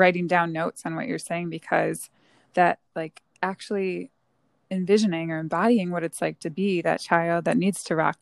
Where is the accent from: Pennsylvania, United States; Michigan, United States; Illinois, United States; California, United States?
Michigan, United States; Northern; I grew up in Northern Michigan in a small town